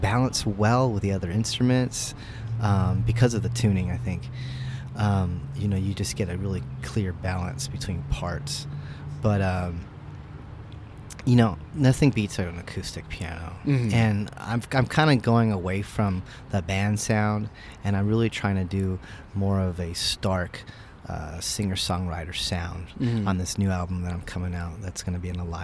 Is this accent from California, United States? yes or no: yes; Yorba Linda, California, United States; moved away as an adult; now in San Jacinto, United States; I grew up in Yorba Linda